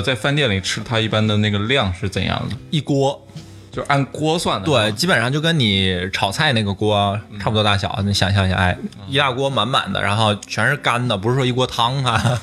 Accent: Anhui, China; 我们老家安徽那边喝酒也很凶

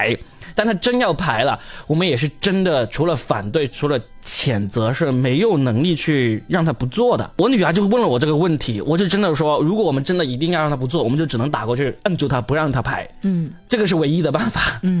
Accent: China; 我们作为中国人，我们当然也是反对的，是吧？

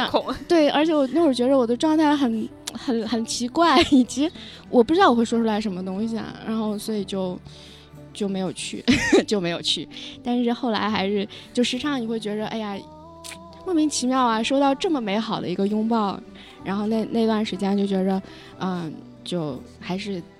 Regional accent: Lanzhou, Gansu, China; now in Beijing, China; 我 家乡在黄河边上，兰州

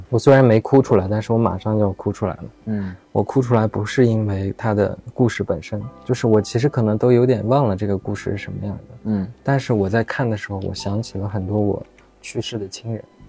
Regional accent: Xining, Qinghai, China; 那时候西宁的街头真的是这样的，你可能放了学就有人堵在门口，就说要干架。我小时候在上小学的时候

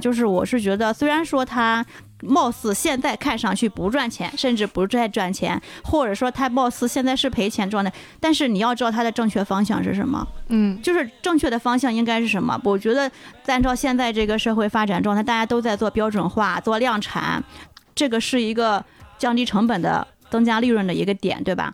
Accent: China; 我们 中国人的嘴巴接受到的很多的味觉，它是在中国的这种状态的

